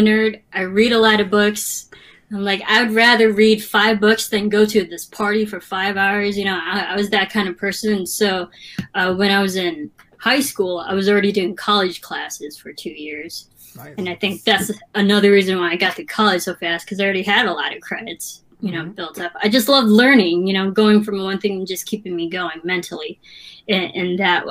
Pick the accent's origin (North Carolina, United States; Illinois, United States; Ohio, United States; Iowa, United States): Illinois, United States; Granville; now in Los Angeles, United States; My town, so it's called Granville, Illinois.